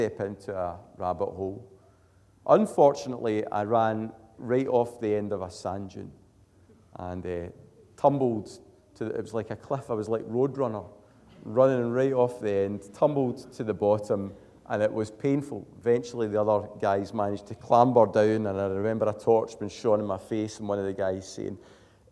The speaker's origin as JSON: {"language": "English", "town": "Glasgow", "region": "Scotland", "country": "United Kingdom", "moved": "yes", "lives_now": "Airdrie, United Kingdom", "said": "I'm from Glasgow, so I'd never really seen a dark sky"}